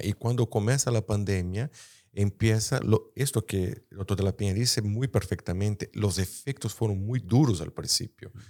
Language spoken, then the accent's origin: Spanish; Brazil; Spanish is a second language; soy brasileño